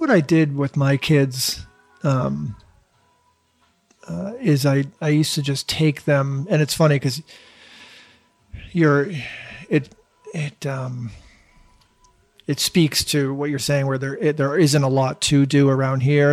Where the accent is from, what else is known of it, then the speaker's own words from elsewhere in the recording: Newton, Massachusetts, United States; I grew up in Newton.